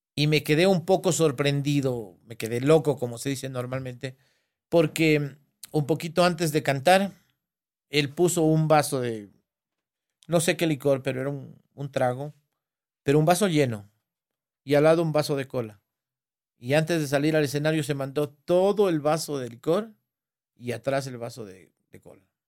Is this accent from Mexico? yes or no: no; Alamor, Loja, Ecuador; donde yo nací, en Alamor, pueblo nuevo exactamente donde yo nací